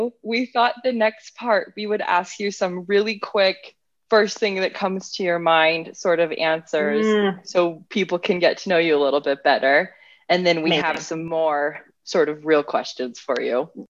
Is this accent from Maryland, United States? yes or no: no; outside of Las Vegas, Nevada, United States; I grew up outside of Las Vegas and it was hot often.